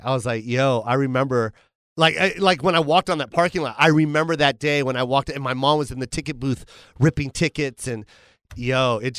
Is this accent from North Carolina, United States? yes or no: no; Las Vegas, Nevada, United States; moved away; I'm from Vegas and I started my stand up out there